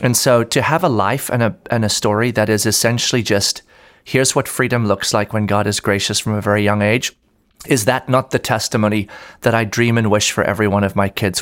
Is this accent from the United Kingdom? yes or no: no; South Africa; now in Orlando, United States; I grew up in South Africa, actually. Um, born and raised there